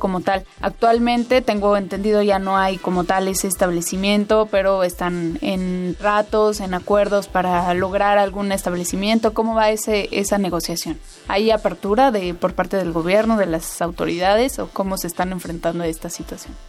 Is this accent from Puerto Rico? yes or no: no; Mexico; todos los mexicanos